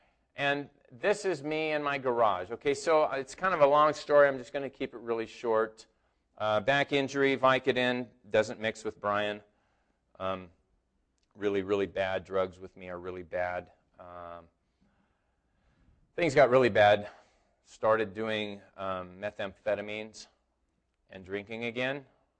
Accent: Hydesville, California, United States; I grew up in Hydesville when I was a little kid

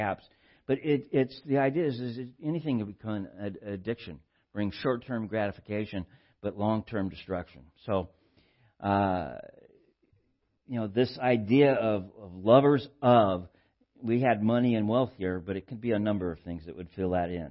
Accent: Southern California, United States; born or raised there

